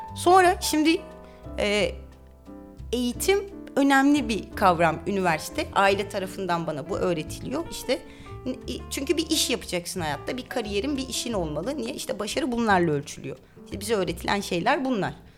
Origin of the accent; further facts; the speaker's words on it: Istanbul, Turkey; Kadıköy'de doğdum, büyüdüm.